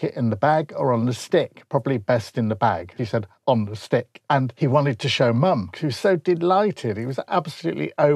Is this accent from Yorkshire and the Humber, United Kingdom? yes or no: yes; Grimsby, Yorkshire and the Humber, United Kingdom; I come from Grimsby